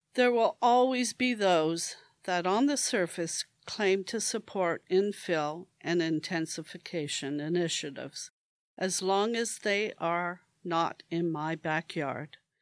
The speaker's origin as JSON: {"language": "English", "town": "Hamilton", "region": "Ontario", "country": "Canada", "tie": "born or raised there", "said": "I am proud to call Hamilton my hometown"}